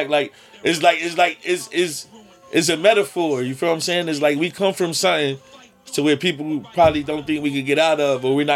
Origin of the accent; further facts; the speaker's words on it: United States; I'm American. I'm from Hampton Street.